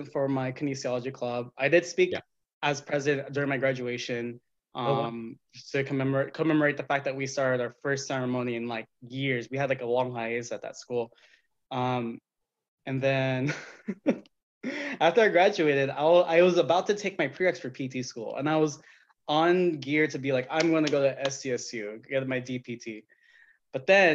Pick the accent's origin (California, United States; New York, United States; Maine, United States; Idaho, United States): California, United States; Madera; I'm actually from this small town in the sticks called Madera